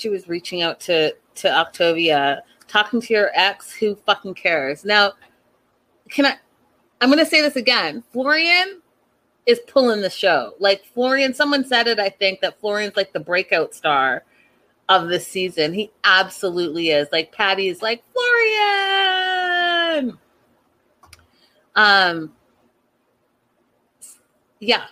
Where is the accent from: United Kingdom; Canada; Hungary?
Canada; growing up in Canada